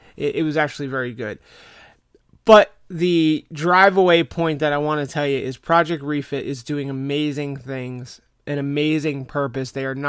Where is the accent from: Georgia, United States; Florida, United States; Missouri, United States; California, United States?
Florida, United States; you know, I'm from Florida. It has been a long time since I've been up there in the winter.